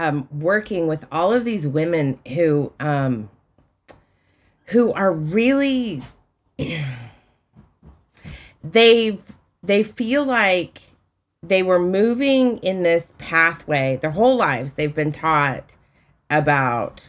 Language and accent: English; Utah, United States; I grew up in Utah